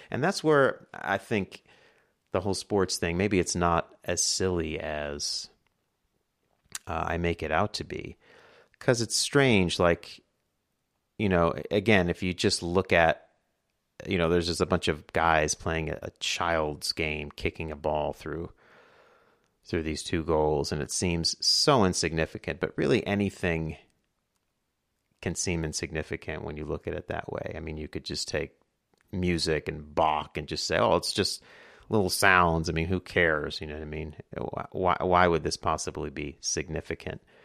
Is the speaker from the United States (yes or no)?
yes; New York, United States; I'm from New York